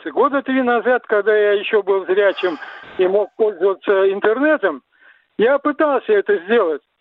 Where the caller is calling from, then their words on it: Samara, Samara Oblast, Russia; я из Самары, у меня два вопроса.